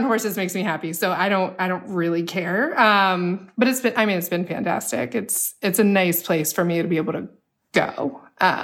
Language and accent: English; Maryland, United States; I grew up in Maryland, and it's right there